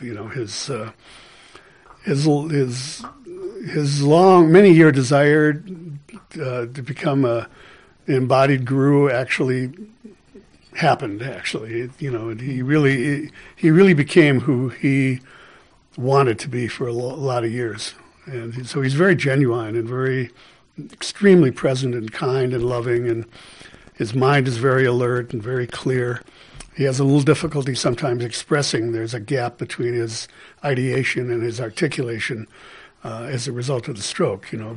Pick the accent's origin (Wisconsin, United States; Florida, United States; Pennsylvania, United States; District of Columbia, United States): Wisconsin, United States; Milwaukee; I grew up in Milwaukee.